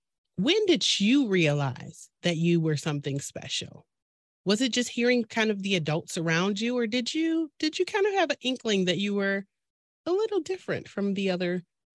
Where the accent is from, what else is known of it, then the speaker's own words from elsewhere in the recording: Detroit, Michigan, United States; I am actually from Detroit.